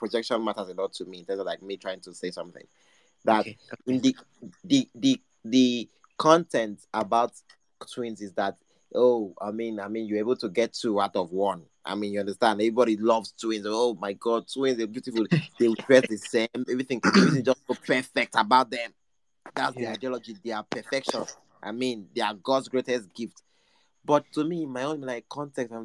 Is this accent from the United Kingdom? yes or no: no; Nigeria; I'm just an ordinary Nigerian